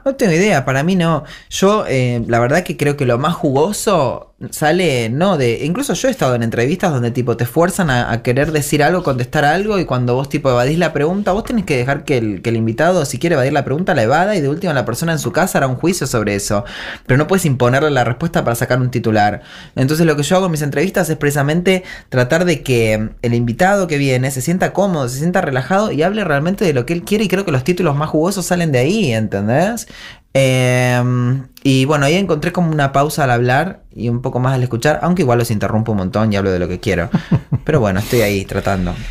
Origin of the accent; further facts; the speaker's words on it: Argentina; volví muy feliz de volver a mi pueblo, a mi tierra querida, a mi tierra. De esta es mi tierra, mi tierra querida argentina